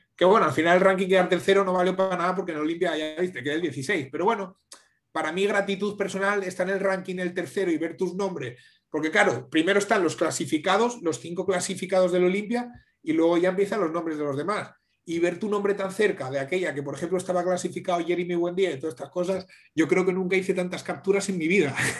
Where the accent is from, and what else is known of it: Asturias, Spain